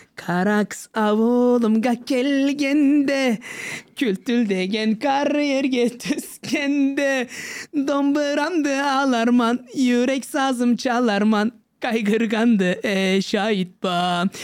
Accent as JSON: {"language": "Turkish", "town": "Kaş", "region": "Antalya", "country": "Turkey", "tie": "born or raised there", "moved": "as an adult", "said": "Kendim zaten Antalyalıyım, Kaşlıyım."}